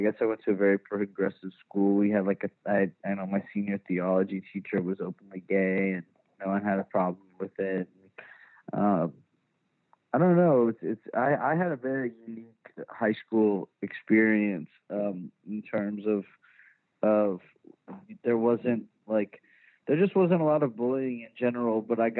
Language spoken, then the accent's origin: English; Richardson, Texas, United States; I was born and raised in Dallas, in like the first suburb north of the Dallas city limits called Richardson.